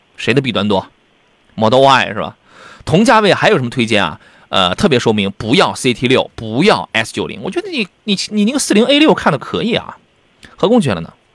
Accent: Qingdao, Shandong, China; 是青岛城阳人嘛， 那当然，我爱我的故乡

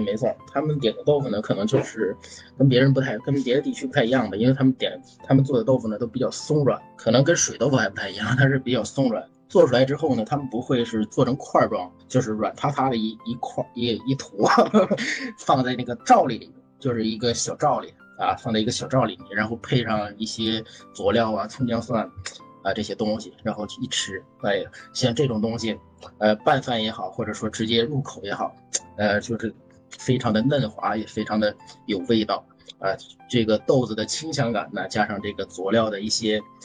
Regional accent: near Shanhaiguan, Hebei, China; 我我老家因为也是离山关不远

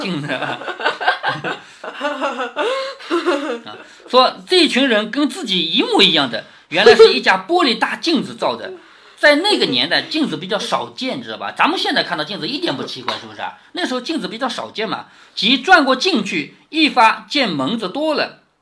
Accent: China; 我们中国人都喜欢那种祥云那种感觉

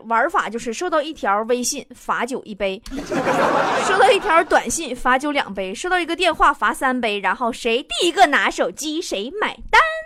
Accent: Inner Mongolia, China; moved away; 我老家内蒙古

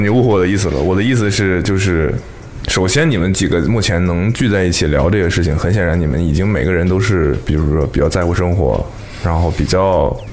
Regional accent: Northeast China, China; moved away; 过年回家都是东北的冬天

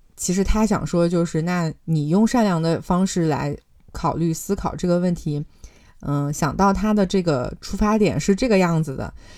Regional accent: China; 我觉得我们中国人是不怕吃苦的

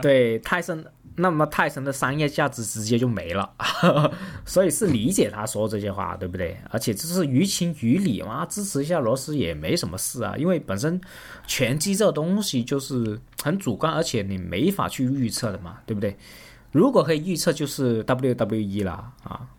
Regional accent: Guangdong, China; 我广东人长得矮小

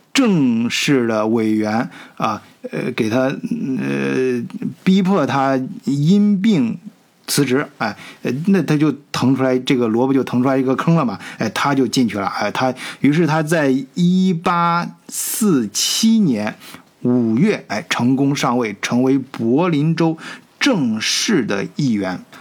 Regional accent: China; 咱们都是中国人啊

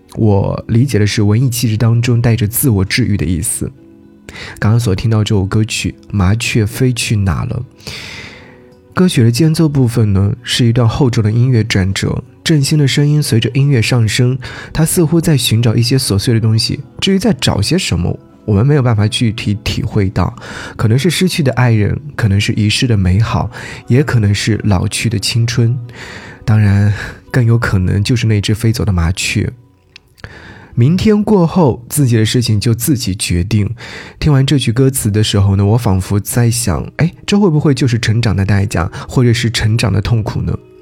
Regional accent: Jiangsu, China; also born or lived in Nanjing; 作为江苏人

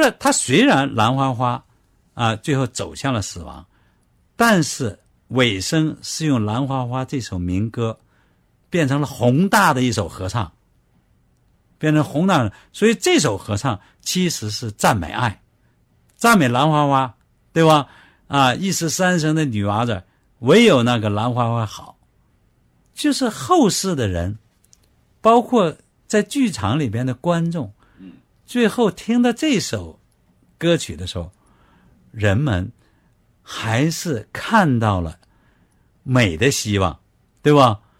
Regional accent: China; 就是我们中国人创作的歌剧能够让外国人听得懂、看得懂、能理解。

